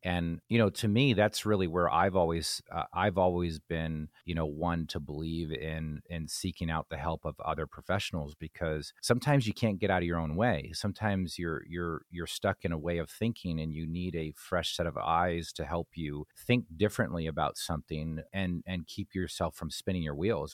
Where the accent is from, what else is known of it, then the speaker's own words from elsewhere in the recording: New Jersey, United States; growing up in New Jersey, you know, I grew up as a Yankees fan